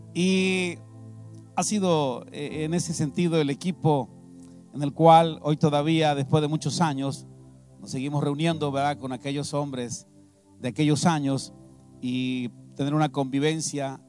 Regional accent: Veracruz, Mexico; moved away as an adult; also born or lived in San Vicente Tancuayalab, San Luis Potosí; now in San Luis Potosí, Mexico; porque soy de Veracruz, vengo del estado de San Luis Potosí, pero soy veracruzano

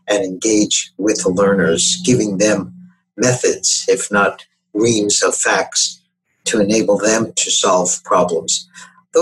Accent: New York City, New York, United States; I grew up in New York City, going to schools with romantic names like PS 89 and Junior High School 135, etc.

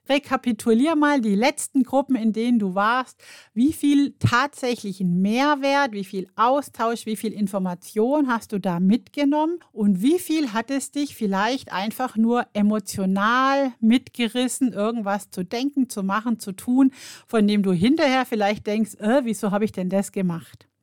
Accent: Germany; bei uns in Deutschland

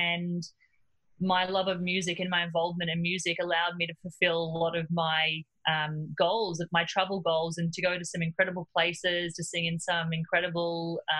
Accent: Cairns, Queensland, Australia; moved away as an adult; also born or lived in Melbourne; I grew up in Cairns in North Queensland

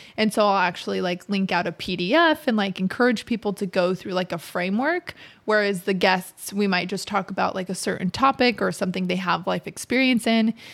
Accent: Utah, United States; moved away as an adult; also born or lived in St. George, Utah / Provo, Utah; now in Fishers, United States; I'm originally from Utah

